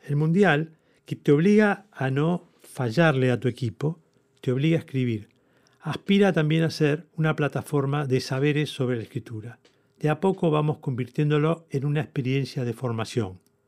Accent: Argentina; con mucho orgullo, como argentino lo digo

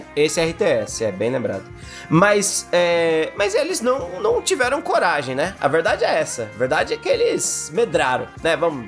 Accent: Brazil; A gente é brasileiro

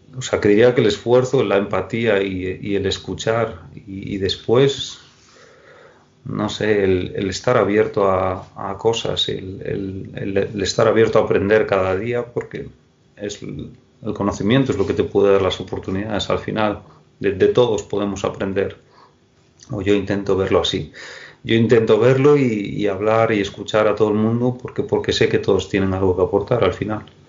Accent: Moaña, Galicia, Spain; la gente de, de, de, Moaña, de mi, de, mi pueblo, me conoce todo el mundo

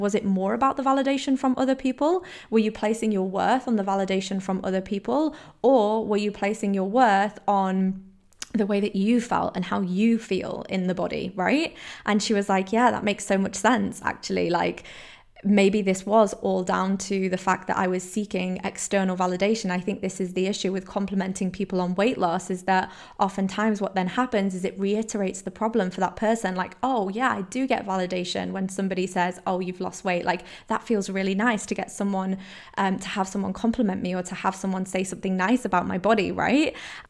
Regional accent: Poland; So I grew up in Poland, I moved around all the time, I was constantly the new girl in every single school

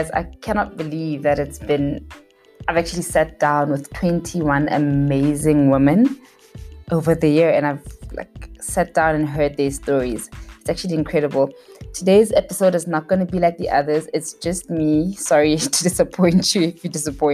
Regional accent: Mahikeng, North West, South Africa; moved away as an adult; also born or lived in Pretoria, South Africa; now in Johannesburg, South Africa; I was born and raised in Mafikeng.

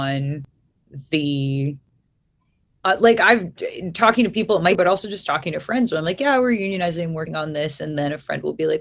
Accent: near Bessemer, Alabama, United States; now in Baltimore, United States; I'm from Alabama. I grew up not very far from Bessemer

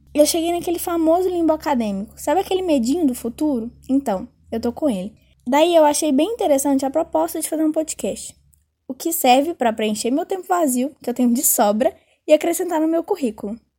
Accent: Belo Horizonte, Minas Gerais, Brazil; nasci em Belo Horizonte, moro na região metropolitana da capital

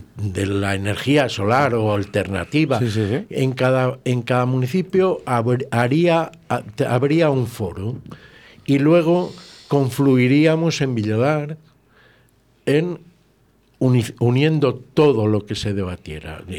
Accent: Villalar de los Comuneros, Castile and León, Spain; ser alcalde de mi pueblo

